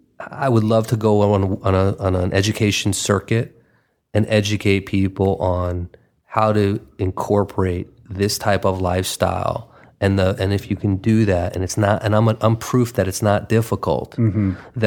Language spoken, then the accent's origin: English; New York, United States; now in Los Angeles, United States; I mean, you know, I'm from New York and now sort of being a transplant out here in lovely Los Angeles.